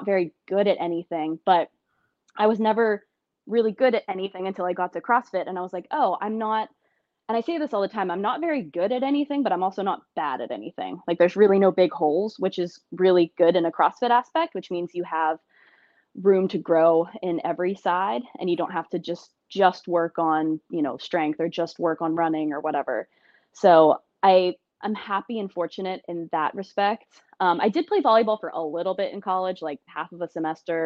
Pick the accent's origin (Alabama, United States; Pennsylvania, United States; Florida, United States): Pennsylvania, United States; Blairsville; moved away; also born or lived in Pittsburgh, Pennsylvania; I grew up in a small town, Blairsville, Pennsylvania, shout out, which pretty much nobody's heard